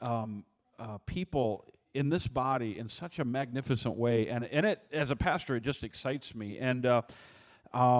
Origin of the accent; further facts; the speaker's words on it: Michigan, United States; growing up in Michigan, I grew up, you know, learning how to shoot